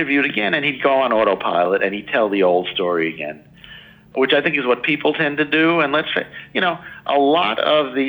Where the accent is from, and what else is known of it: New York City, New York, United States; born or raised there